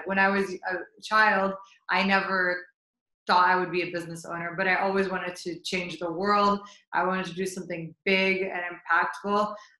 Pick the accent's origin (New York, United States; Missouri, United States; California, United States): Missouri, United States; St. Louis; So I was born and raised in St. Louis, Missouri. My parents are immigrants from Jordan.